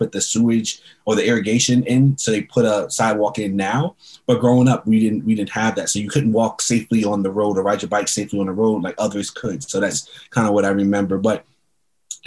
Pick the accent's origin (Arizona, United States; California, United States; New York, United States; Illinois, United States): New York, United States; New York City; also born or lived in Queens / Harlem / Long Island; I grew up in New York. I was born in Queens. We lived in Harlem for a while, and then we moved to Long Island